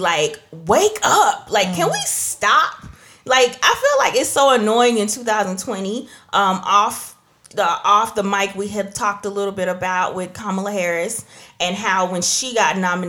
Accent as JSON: {"language": "English", "country": "Trinidad & Tobago", "said": "So I guess I'm not black then, because I'm from Trinidad."}